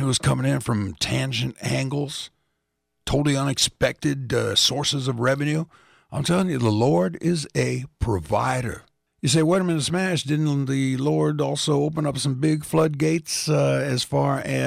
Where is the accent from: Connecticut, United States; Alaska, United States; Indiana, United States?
Indiana, United States; Indianapolis; Coming out of the Westside Baptist Church in Indianapolis, Indiana, my hometown